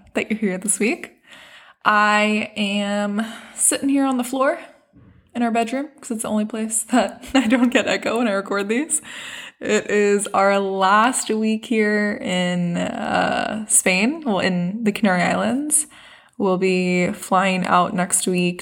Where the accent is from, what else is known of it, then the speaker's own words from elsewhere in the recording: South Africa; now in United States; we are from South Africa